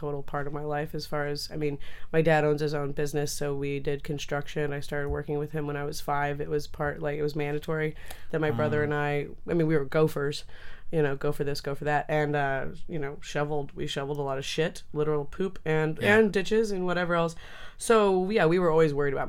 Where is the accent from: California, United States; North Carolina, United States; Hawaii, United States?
California, United States; Oregon House; also born or lived in Grass Valley, California; I was actually raised in Oregon House, California. Oregon House is like an even smaller town near Grass Valley